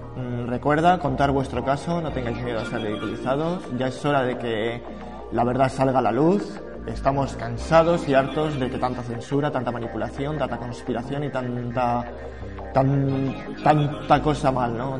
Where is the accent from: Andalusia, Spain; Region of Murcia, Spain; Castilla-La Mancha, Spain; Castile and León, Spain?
Castile and León, Spain; Morales de Toro; en mi pueblo también, que viene en el libro, eh, aquí en Morales de Toro